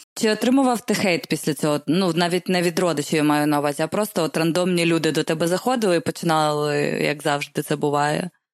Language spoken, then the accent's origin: Ukrainian; Poltava, Poltava Oblast, Ukraine; я з Полтави взагалі